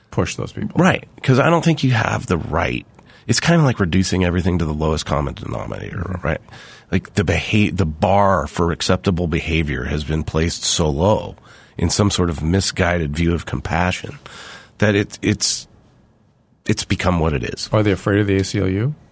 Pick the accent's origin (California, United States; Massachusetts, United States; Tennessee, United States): California, United States; I grew up in California.